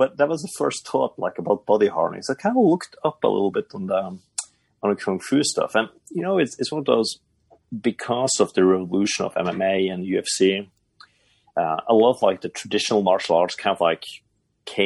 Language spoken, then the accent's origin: English; Bodø, Nordland, Norway; moved away; I grew up in Buda. It's a town pretty far up north in Norway.